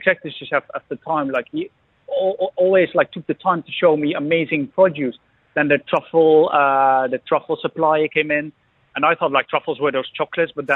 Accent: hometown with Kasteel Engelenburg, Gelderland, Netherlands; a massive castle in my hometown

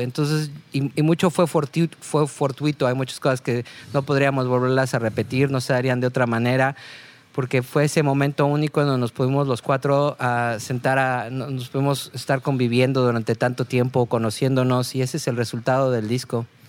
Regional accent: Mexico; para nosotros como mexicanos

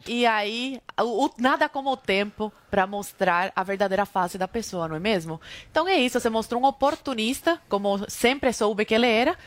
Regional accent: Brazil; nós, brasileiros

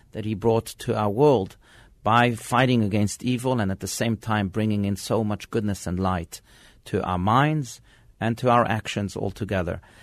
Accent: France; now in Scottsdale, United States; I was born in France

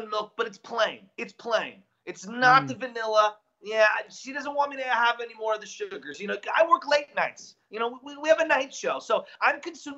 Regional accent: San Francisco, California, United States; I'm an Irish Catholic and growing up in San Francisco as a high schooler

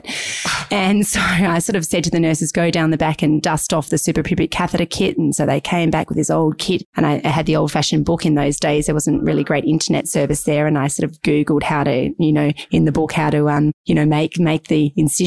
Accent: Devonport, Tasmania, Australia; now in Melbourne, Australia; I'm a country girl, as I said to you, Gavin. I was born in Devonport, Tasmania

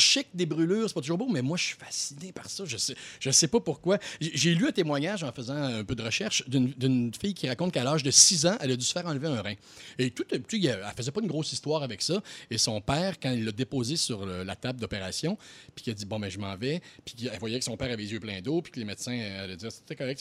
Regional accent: Quebec City, Quebec, Canada; je viens de Québec.

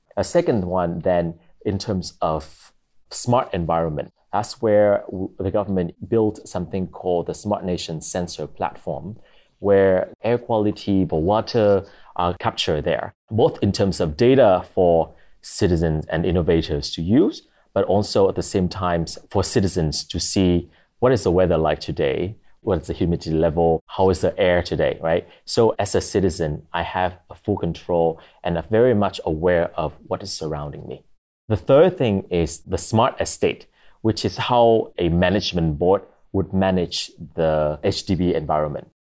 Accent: Vietnam; moved away as an adult; now in Singapore; I'm from Vietnam, but I've been able, uh, I've been living in Singapore for the past three and a half years.

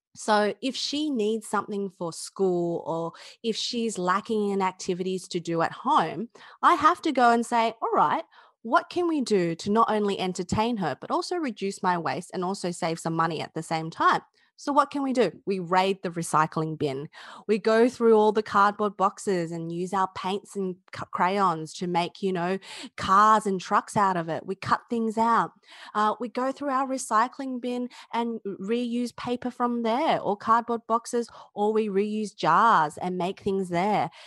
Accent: Australia; I'm Chinese Australian

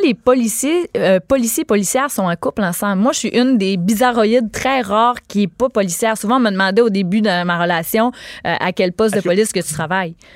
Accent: Gaspésie, Quebec, Canada; je suis native de la Gaspésie

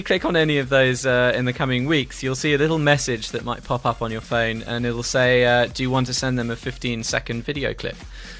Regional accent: India; English is a second language; I'm not really English. It's not my first language.

